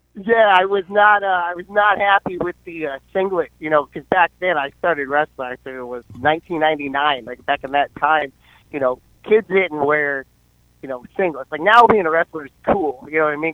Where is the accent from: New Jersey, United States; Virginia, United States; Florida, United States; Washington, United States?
Virginia, United States; Fredericksburg; moved away as an adult; now in Cape Coral, United States; originally I'm from Central Virginia. I am from Fredericksburg, Spotsylvania area